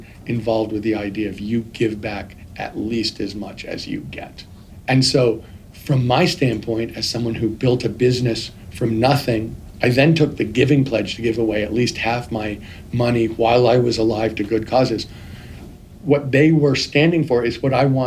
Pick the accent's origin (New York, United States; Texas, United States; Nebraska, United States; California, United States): New York, United States; also born or lived in Bay Area; now in San Francisco Bay Area, United States; I'm from New York